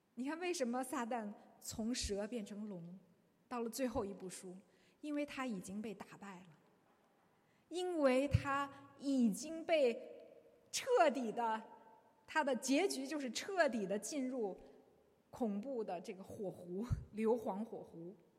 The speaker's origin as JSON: {"language": "Chinese", "country": "China", "said": "我们中国人对这方面非常的有深刻的洞见"}